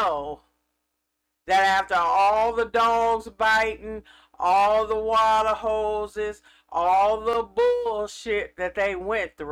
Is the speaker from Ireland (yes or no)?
no; California, United States; I'm from California